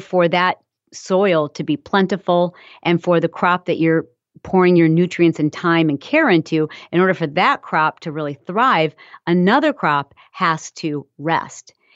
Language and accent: English; Michigan, United States; I'm from Michigan, and so I grew up around farms